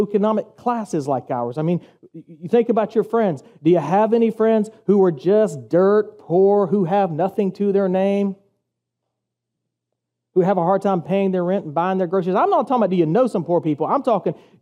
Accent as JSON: {"language": "English", "region": "the South", "country": "United States", "tie": "born or raised there", "lives_now": "Savannah, United States", "said": "I'm from the South"}